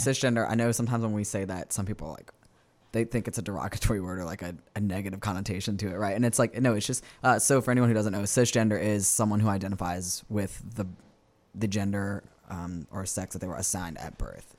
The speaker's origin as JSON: {"language": "English", "area": "West Bank", "region": "Louisiana", "country": "United States", "tie": "born or raised there", "said": "I am born and raised, uh, on the West Bank"}